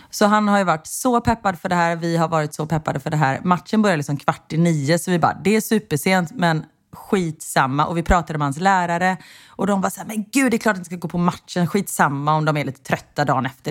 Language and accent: Swedish; Sweden; now in Belgium; vi är svenskar